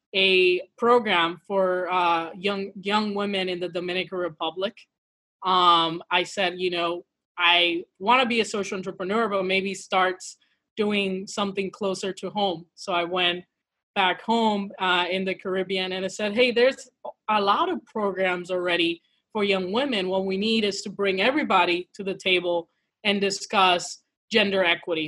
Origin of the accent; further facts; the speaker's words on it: Midwest, United States; now in St. Louis, United States; Afro Latina uh, from, from the mi- Midwest. I'm quarantining currently from St. Louis, Missouri